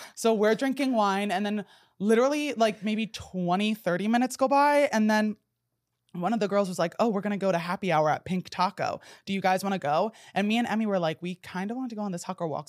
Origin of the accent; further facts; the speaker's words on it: New Jersey, United States; moved away; I grew up in New Jersey